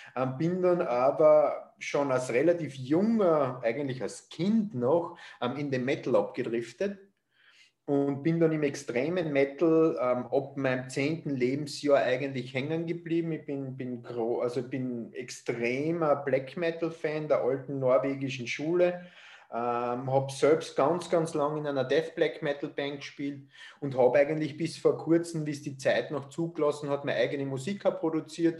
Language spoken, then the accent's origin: German; Austria; sagt man bei uns in Österreich